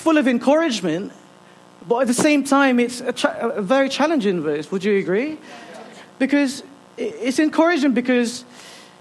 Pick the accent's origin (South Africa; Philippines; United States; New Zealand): Philippines; now in Ilkeston, United Kingdom; I'm originally from the Philippines. This is my second home